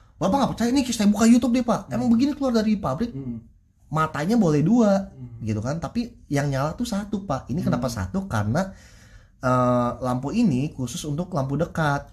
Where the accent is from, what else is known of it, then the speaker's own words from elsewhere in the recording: Bogor, West Java, Indonesia; saya orang Bogor